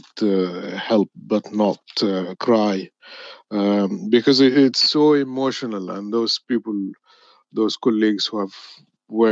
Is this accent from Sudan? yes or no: yes; Sudan; moved away; I myself come from Sudan